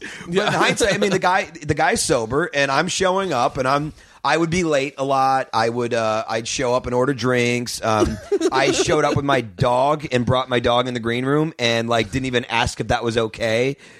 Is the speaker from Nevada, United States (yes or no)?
no; St. Louis, Missouri, United States; St. Louis.